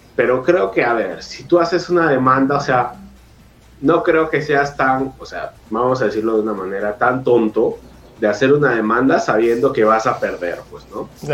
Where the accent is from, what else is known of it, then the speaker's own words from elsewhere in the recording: Peru; como peruano